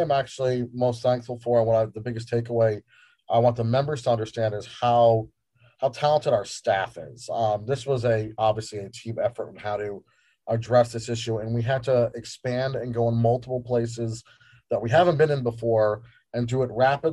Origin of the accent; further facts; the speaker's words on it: Northern New Jersey, United States; moved away as an adult; also born or lived in New York; now in Phoenix, United States; I'm an East Coast boy, born in New York, grew up in Northern Jersey